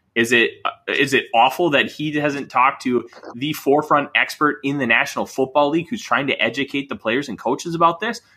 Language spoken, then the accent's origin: English; Minnesota, United States; I'm a Minnesotan.